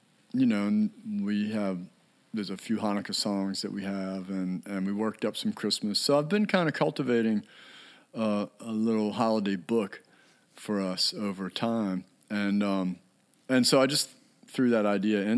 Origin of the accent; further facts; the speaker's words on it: Annapolis, Maryland, United States; I grew up in Annapolis, Maryland, at the time a pretty small town